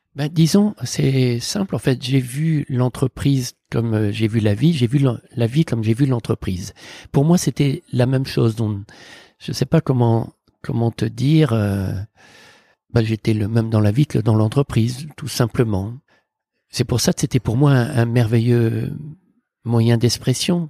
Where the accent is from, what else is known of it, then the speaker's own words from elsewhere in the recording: near Morlaix, Brittany, France; moved away; j'ai grandi en Bretagne avec mes parents, mon frère et ma sœur, dans un petit village près de Morlaix, à Tolé exactement